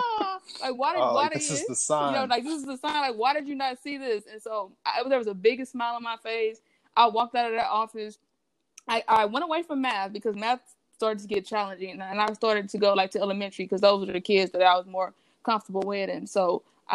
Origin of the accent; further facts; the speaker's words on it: St. Louis, Missouri, United States; I grew up within the city limits